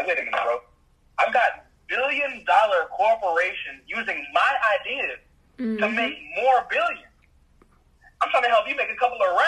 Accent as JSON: {"language": "English", "country": "Jamaica", "moved": "yes", "said": "me being Jamaican, in Jamaica, like, we are, so in Jamaica, you call your house your yard"}